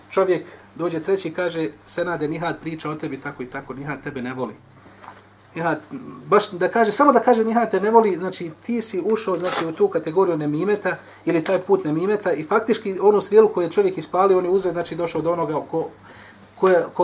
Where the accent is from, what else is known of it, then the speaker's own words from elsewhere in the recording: Bosnia & Herzegovina; kod nas u Bosni